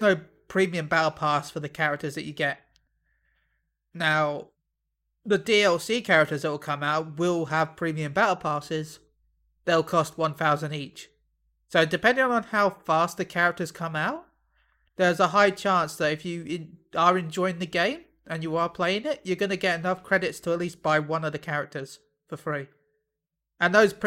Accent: United Kingdom; I'm British

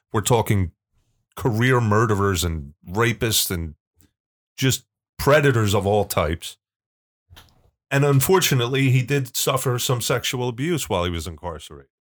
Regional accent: Pennsylvania, United States; a good f, Pennsylvanian

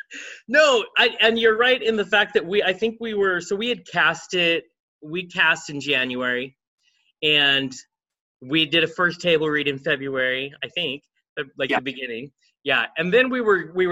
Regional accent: the South, United States; I'm sort of from the South

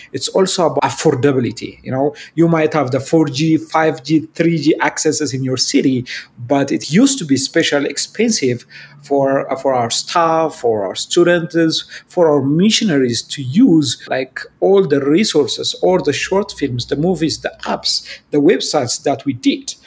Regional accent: Ethiopia; I'm from Ethiopia

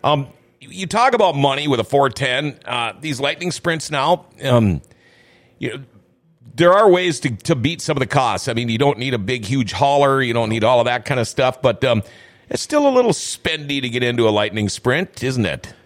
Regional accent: Thief River Falls, Minnesota, United States; me growing up at Thief River Falls

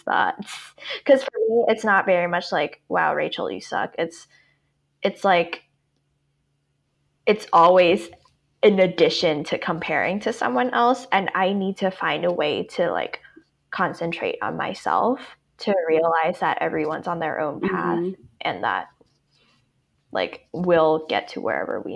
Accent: Hong Kong; me growing up in Hong Kong, and it's a very competitive academic environment.

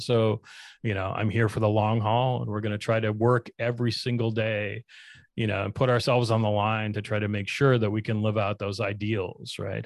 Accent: Spokane, Washington, United States; I grew up in Spokane

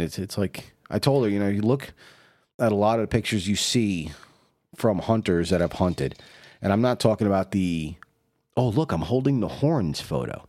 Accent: New York City, New York, United States; I grew up in New York City

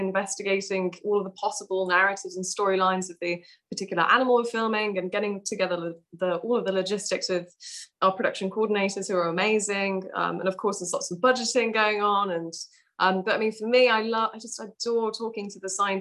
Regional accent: Malaga, Andalusia, Spain; moved away as an adult; now in United Kingdom; I grew up there for 18 years. I lived there until I was 18 and then came to the UK

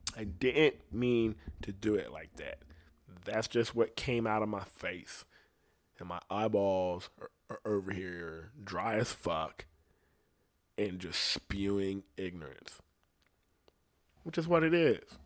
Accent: United States; I'm from America.

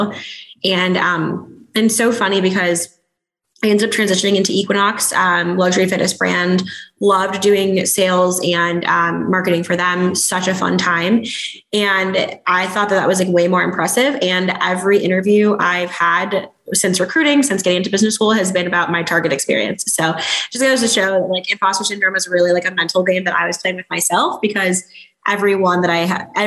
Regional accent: Chicago, Illinois, United States; moved away; I am born and raised in Chicago

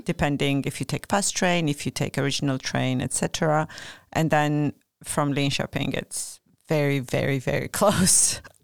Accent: Georgia; now in Norrköping, Sweden; I'm from Georgia

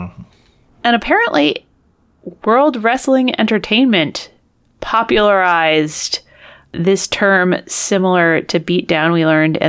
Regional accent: Worcester, Massachusetts, United States; originally from Worcester, Massachusetts. That's my hometown.

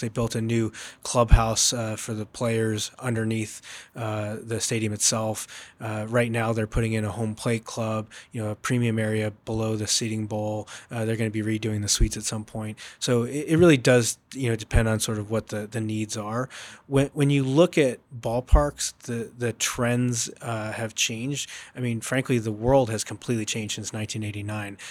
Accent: Southern California, United States; I grew up in Southern California

